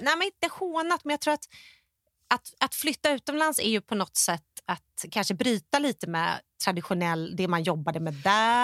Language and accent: Swedish; Stockholm, Stockholm County, Sweden; moved away as an adult; now in United States; jag var hemma i Stockholm och jobbat med PR och branding